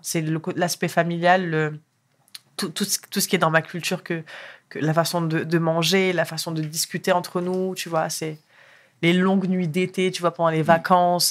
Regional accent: France; also born or lived in Morocco; Je suis née au Maroc, je suis arrivée en France à l'âge de 3 ans

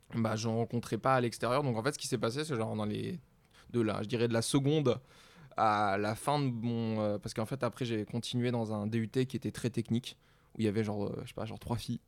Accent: south of France, France; moved away as an adult; now in Paris, France; je viens du sud de la France

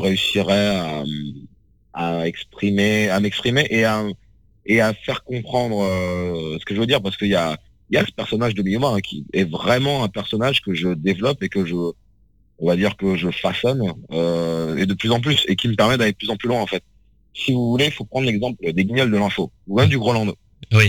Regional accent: France; je suis occidental, hein, je suis français, mes parents sont africains

